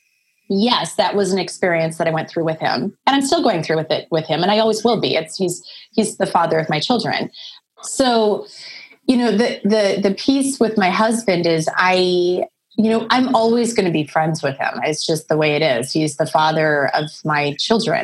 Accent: Midwest, United States; moved away; I'm from the Midwest. Like, you know, I'm from a small town. I come from a very small town in the middle of the country. From a small farming community of like 1,100 people. And so, yeah. And so it's a different life back there

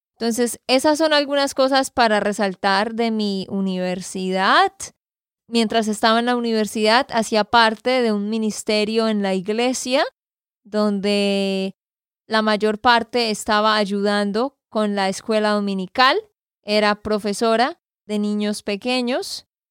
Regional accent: Santander, Colombia; de Santander, Colombia

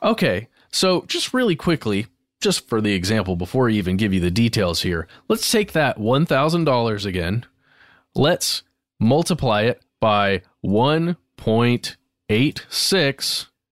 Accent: United States; as I am an American

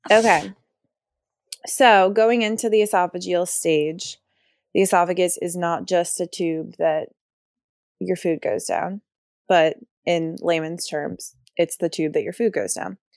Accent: Virginia, United States; born or raised there

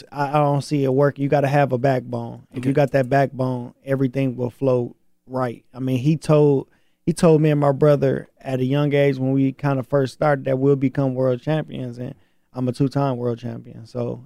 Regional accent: Flint, Michigan, United States; But until then, you know, I'm from Flint. You know, I'm from Michigan.

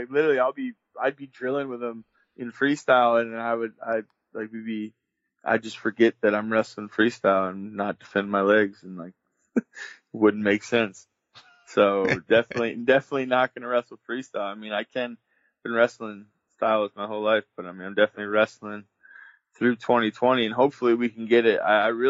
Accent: Wisconsin, United States; born or raised there; also born or lived in Bulgaria

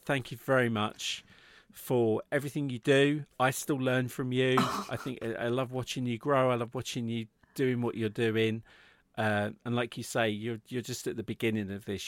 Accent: England, United Kingdom; we're in the U K. I'm English

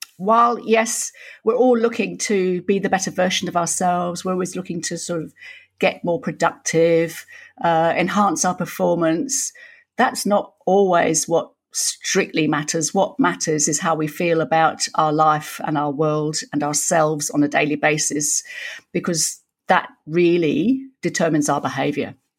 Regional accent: York, Yorkshire and the Humber, United Kingdom; now in Australia; I was born in York, some of Yorkshire, Lass

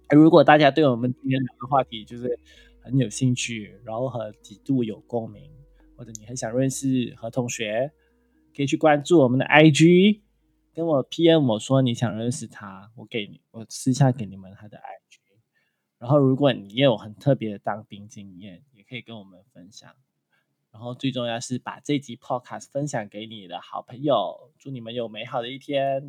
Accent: Malaysia; 我老家就是在靠近，就是，就是你知道，就是那些 ，原始森林保，就是保护区那，那一种

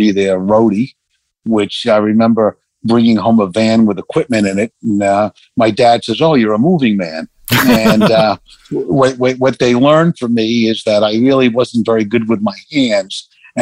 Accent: New York City, New York, United States; I grew up in Bayside, Queens

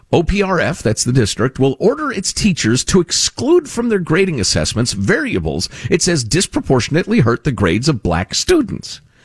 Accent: two towns outside of Cook County, Illinois, United States; I grew up two towns outside of Cook County. So it's where we grew up.

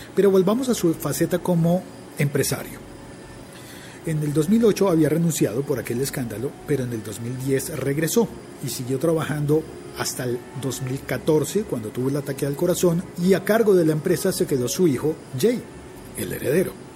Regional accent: Bogotá, Colombia; yo crecí en mi ciudad, en Bogotá

